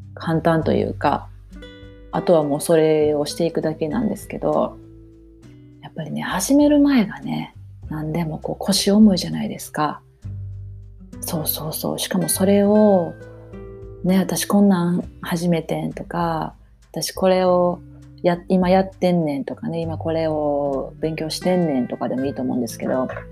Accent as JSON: {"language": "Japanese", "country": "Japan", "tie": "born or raised there", "moved": "yes", "said": "私も日本で生まれ育ってるし心はバリバリの日本人やから"}